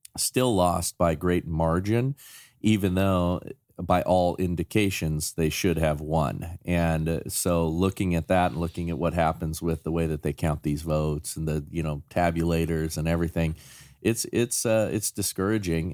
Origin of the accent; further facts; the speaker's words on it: Chatsworth, California, United States; I grew up in Chatsworth